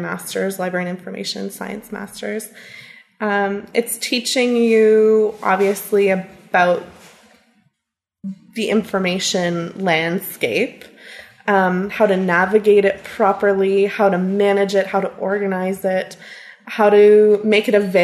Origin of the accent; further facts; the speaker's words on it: Smiths Falls, Ontario, Canada; also born or lived in Ottawa; now in Carleton Place, Canada; I grew up in Smiths Falls